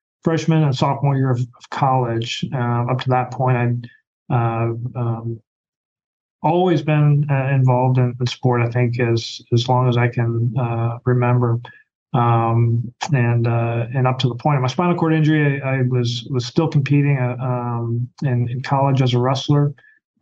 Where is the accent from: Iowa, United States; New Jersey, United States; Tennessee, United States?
Iowa, United States; North Central; I grew up in North Central Iowa